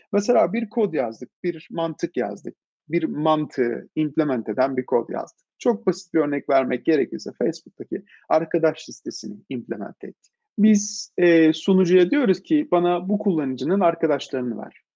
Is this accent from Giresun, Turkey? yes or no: no; Istanbul, Turkey; İstanbul'da doğdum, büyüdüm açıkçası. İstanbulluyum diyebilirim.